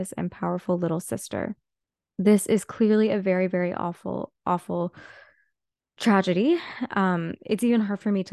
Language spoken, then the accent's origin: English; Whitby, Ontario, Canada; now in Toronto, Canada; growing up in Whitby wasn't the most like queer friendly place